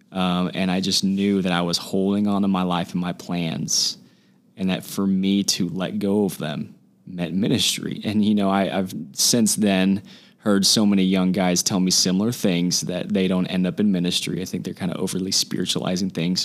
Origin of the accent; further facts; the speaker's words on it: Huntington Beach, California, United States; now in San Diego, United States; I'm from Huntington Beach, California. Grew up in Orange County my whole life